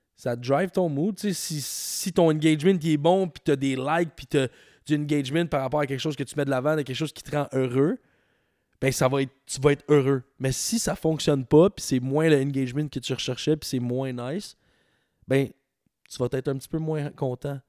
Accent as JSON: {"language": "French", "region": "Quebec", "country": "Canada", "also_born_or_lived": "Ontario", "said": "Je viens du Québec, mais j'ai étudié en. J'ai étudié en anglais, j'ai étudié en Ontario"}